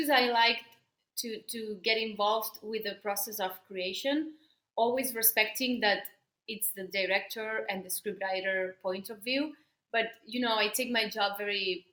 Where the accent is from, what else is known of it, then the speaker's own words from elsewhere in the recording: Barcelona, Catalonia, Spain; first language Spanish; English is a second language; now in Madrid, Spain; I live in Madrid, but I'm from Barcelona.